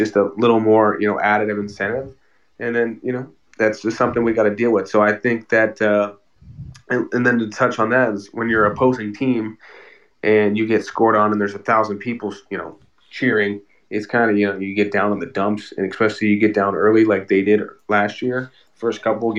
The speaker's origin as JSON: {"language": "English", "region": "Wisconsin", "country": "United States", "tie": "born or raised there", "moved": "yes", "lives_now": "Las Vegas, United States", "said": "I was born in Wisconsin, like an hour and a half away"}